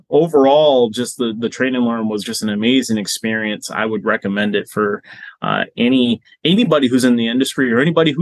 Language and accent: English; Boston, Massachusetts, United States; moved away; I'm originally from Boston